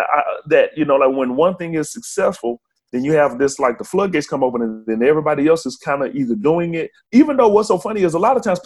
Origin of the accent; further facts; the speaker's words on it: Birmingham, Alabama, United States; growing up in Birmingham. I'm from, you know, biggest city in Alabama